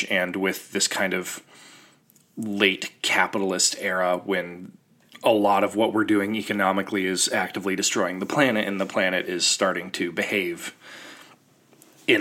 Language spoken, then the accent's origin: English; Ohio, United States; my home state in Ohio